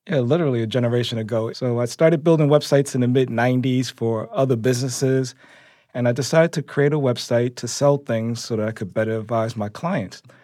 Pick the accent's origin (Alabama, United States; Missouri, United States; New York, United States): New York, United States; New York City; I grew up in Harlem